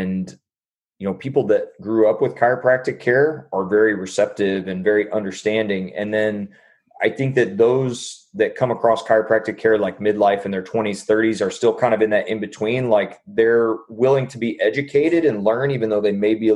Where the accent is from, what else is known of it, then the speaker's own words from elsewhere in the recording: Jacksonville, Illinois, United States; moved away as an adult; also born or lived in St. Louis, Missouri; now in Dallas, United States; I'm from Illinois, from Jacksonville, Illinois. And it's a small town outside of Springfield